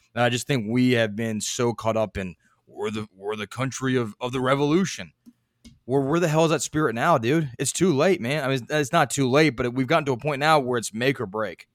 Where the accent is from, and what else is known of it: United States